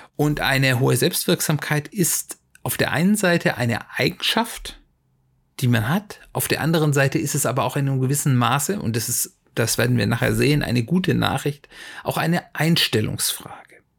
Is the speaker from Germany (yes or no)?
yes; Germany; wir Deutsche